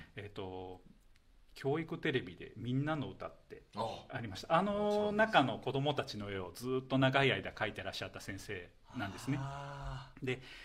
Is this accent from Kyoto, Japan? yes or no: yes; Kyoto, Japan; born or raised there